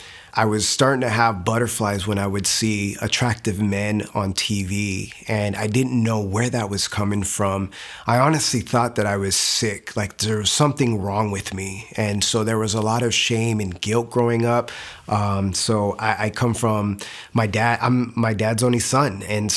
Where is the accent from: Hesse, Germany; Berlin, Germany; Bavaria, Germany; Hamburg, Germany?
Bavaria, Germany; Nuremberg; born there; I was born in Nuremberg, Germany, and my parents were actually from Puerto Rico